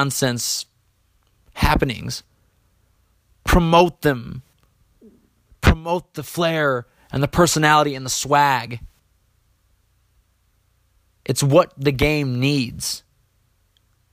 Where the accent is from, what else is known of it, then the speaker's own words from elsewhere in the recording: East Lansing, Michigan, United States; growing up in Michigan